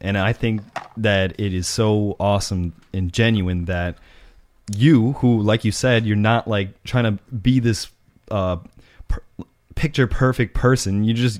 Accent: New York City, New York, United States; Keep in mind, we're also from New York City.

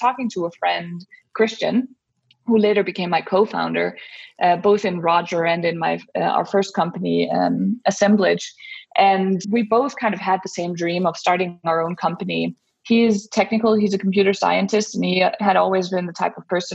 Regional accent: Denmark; moved away as an adult; now in United States; So I am originally from Denmark, where I grew up and I spent my childhood and also went to college

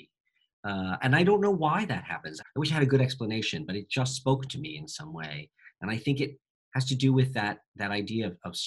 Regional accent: United States; I'm speaking as an American stage director who mostly directs for American audiences

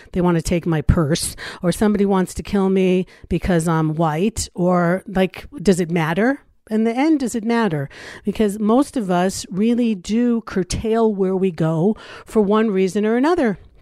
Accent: Los Angeles, California, United States; now in Israel; I grew up in Los Angeles

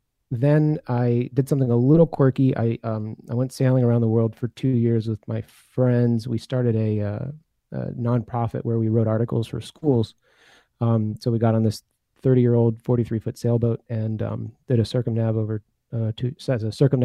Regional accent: Belgium; also born or lived in United States; I was born in the U.S., but I grew up in Belgium.

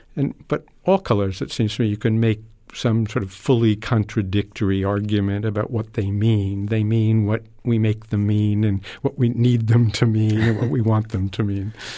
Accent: New York, United States; I grew up in New York

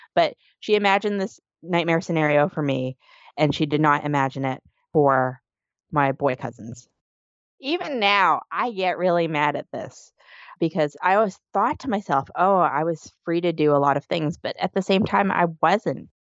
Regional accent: Canada; now in New York City, United States; I'm originally from Canada

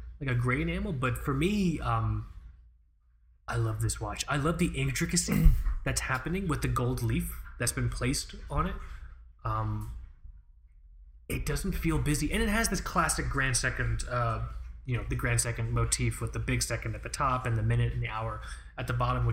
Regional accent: Fort Lauderdale, Florida, United States; I'm from Fort Lauderdale

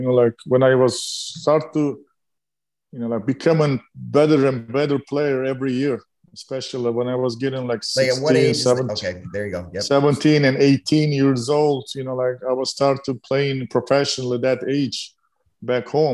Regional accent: Turkey; English is a second language; moved away; when I growing up in Turkey

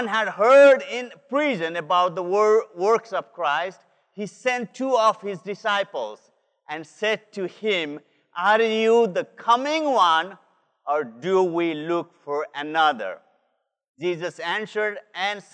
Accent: Nepal; moved away; This is the land where I am from. I'm from Nepal

